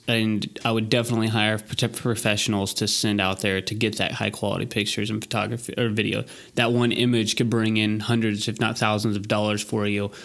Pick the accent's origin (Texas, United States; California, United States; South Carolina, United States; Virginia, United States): Texas, United States; we're from Texas